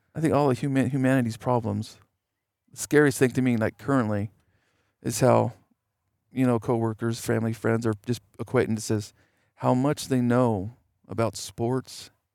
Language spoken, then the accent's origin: English; United States; I'm an American